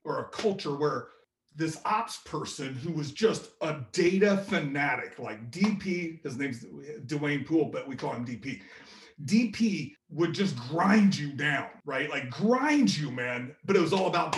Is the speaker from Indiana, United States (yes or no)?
yes; Indianapolis, Indiana, United States; Being from Indianapolis